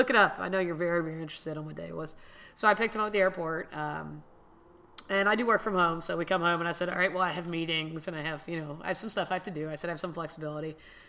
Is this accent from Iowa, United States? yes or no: no; Miami, Florida, United States; born and raised in Miami